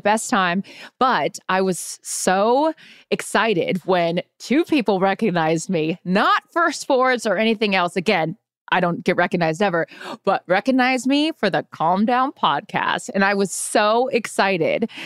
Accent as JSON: {"language": "English", "town": "Seattle", "region": "Washington", "country": "United States", "tie": "born or raised there", "said": "growing up in Seattle"}